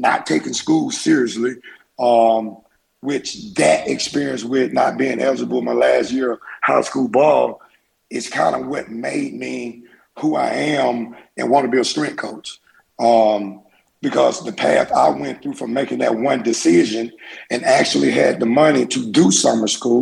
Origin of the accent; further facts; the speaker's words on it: Mississippi, United States; now in Eugene, United States; Growing up in Mississippi